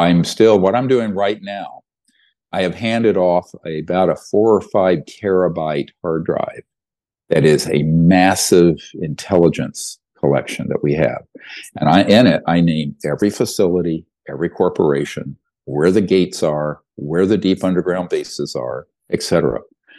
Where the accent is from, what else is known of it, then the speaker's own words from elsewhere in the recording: the South, United States; I grew up poor in the South. We couldn't afford to go to a race.